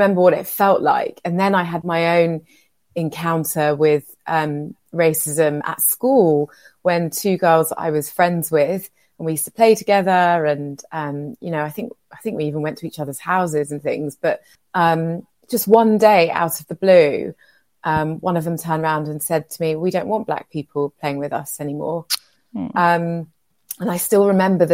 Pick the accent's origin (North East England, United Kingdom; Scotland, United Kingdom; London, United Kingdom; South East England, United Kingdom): London, United Kingdom; And I was raised in a very special working class community in West London, in Shepherd's Bush. And so that's where I'm from.